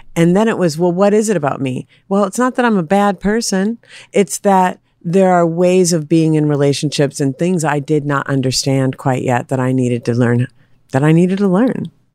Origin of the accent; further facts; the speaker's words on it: Minneapolis, Minnesota, United States; I was raised in Minneapolis